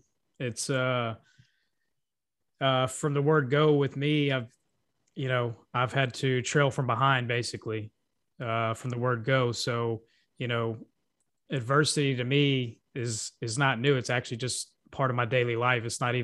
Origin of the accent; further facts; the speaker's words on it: Lafayette, Louisiana, United States; also born or lived in Kaufman, Texas; So at first I was born in Kaufman, Texas. Then we came back here to Lafayette, Louisiana.